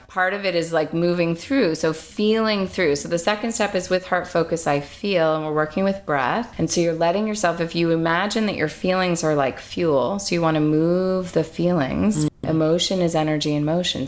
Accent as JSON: {"language": "English", "town": "Montreal", "region": "Quebec", "country": "Canada", "also_born_or_lived": "London", "said": "I'm from Montreal"}